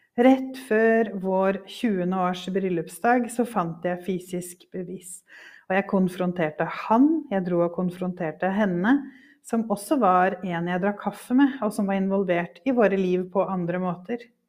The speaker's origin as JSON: {"language": "Norwegian", "country": "Norway", "tie": "born or raised there", "also_born_or_lived": "Devon, England", "said": "i mitt norske hverdagsliv"}